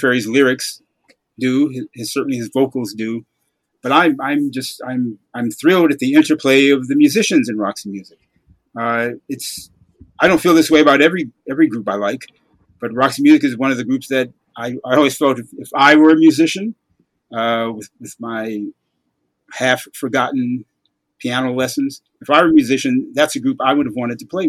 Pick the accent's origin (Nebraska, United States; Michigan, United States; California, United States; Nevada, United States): Michigan, United States; Detroit; I grew up in Detroit during the Motown era.